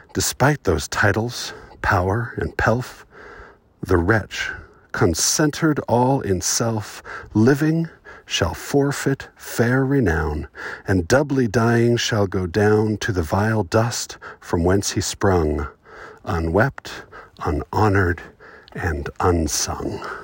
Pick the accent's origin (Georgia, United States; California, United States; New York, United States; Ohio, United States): California, United States; Southern; now in Utah, United States; I was born in Southern California and raised going to the beach. But I don't live there now